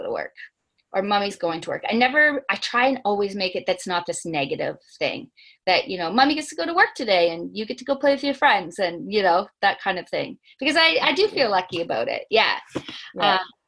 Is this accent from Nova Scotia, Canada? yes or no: yes; Nova Scotia, Canada; moved away; I'm from Nova Scotia, so my family is not here